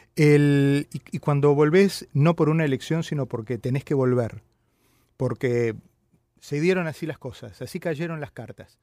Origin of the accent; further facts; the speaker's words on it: Argentina; moved away; los argentinos siempre tenemos